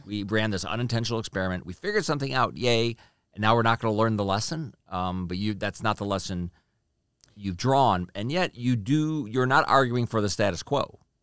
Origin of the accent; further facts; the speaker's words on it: Chicago, Illinois, United States; moved away as an adult; I'm from Chicago, we used to live in Chicago, every once in a while, we, we drive past the house I grew up